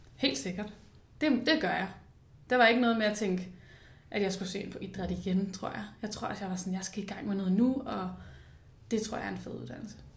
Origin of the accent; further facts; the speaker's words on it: Copenhagen, Capital Region of Denmark, Denmark; jeg er jo født og opvokset i København øh, med min familie, ude i Nordvestkvarteret